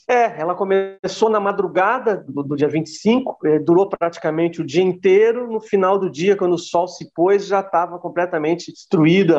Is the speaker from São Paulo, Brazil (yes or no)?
yes; São Paulo, Brazil; Não, não sou baiano, eu sou paulistano